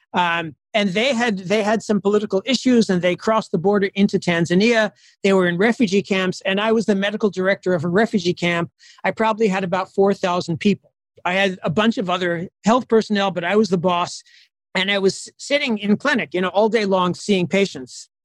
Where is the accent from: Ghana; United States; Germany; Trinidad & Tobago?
United States; moved away as an adult; now in Addis Ababa, Ethiopia; I'm an American Jewish doctor